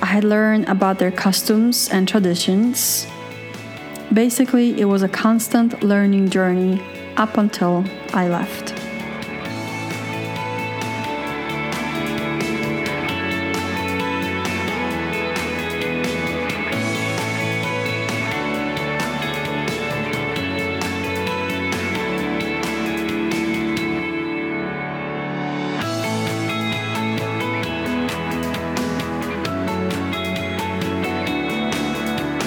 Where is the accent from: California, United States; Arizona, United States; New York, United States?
New York, United States; New York City; moved away as an adult; now in Poland; I moved to the US from Europe when I was a kid and didn't remember how to be European anymore. I was an American. Raised in Brooklyn, Queens, Manhattan.